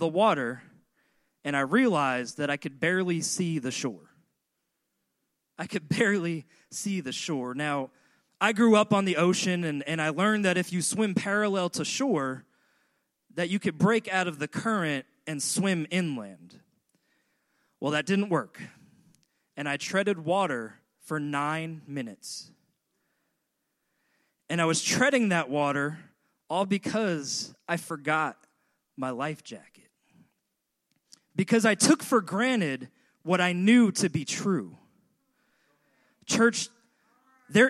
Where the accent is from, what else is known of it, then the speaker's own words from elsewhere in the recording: Long Island, New York, United States; moved away; I grew up on Long Island, and in Long Island, we were lucky enough to have beach 10 miles north of us and beach 10 miles south of us